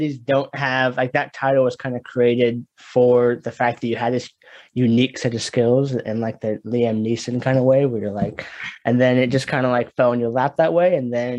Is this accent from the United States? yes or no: yes; Portland, United States; because I'm from Portland